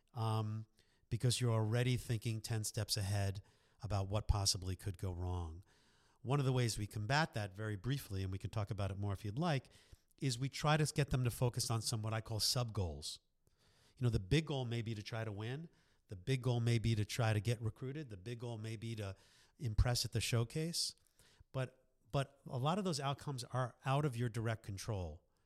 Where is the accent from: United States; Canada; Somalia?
United States; New York; moved away as an adult; also born or lived in Boston; now in Philadelphia, United States; born and raised in New York